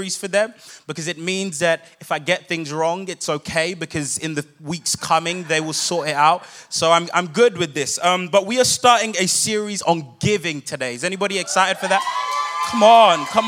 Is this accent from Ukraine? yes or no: no; London, United Kingdom; I'm not actually from here. I come from London, England.